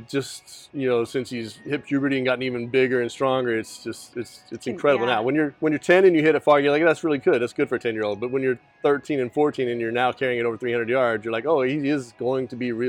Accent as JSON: {"language": "English", "town": "Irving", "region": "Texas", "country": "United States", "tie": "born or raised there", "said": "Yeah, I grew up in Irving, Texas, went to MacArthur High School."}